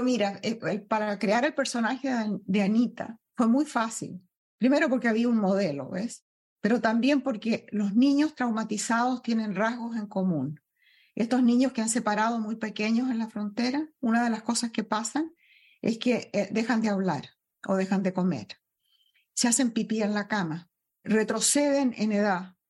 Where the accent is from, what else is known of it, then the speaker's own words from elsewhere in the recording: Chile; moved away as an adult; also born or lived in Peru / Venezuela; now in United States; Primero nací en Perú, mi padre abandonó a mi madre y mi madre se fue a Chile, donde sus padres, donde yo me crié, en la casa de mi abuelo